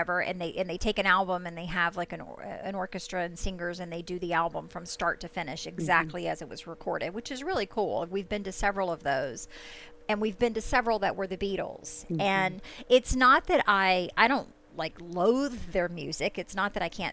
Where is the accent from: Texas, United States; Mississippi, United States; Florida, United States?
Mississippi, United States; I grew up in Mississippi